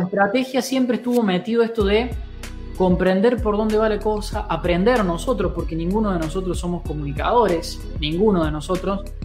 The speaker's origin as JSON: {"language": "Spanish", "town": "Río Cuarto", "region": "Córdoba", "country": "Argentina", "lives_now": "Buchardo, Argentina", "said": "Yo soy cordobés, en realidad yo soy de Río Cuarto, de la ciudad de Río Cuarto, Córdoba"}